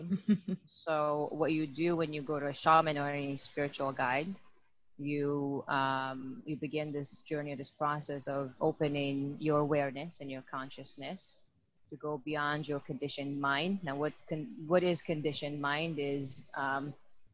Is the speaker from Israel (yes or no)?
yes; Israel; I'm born and raised in Israel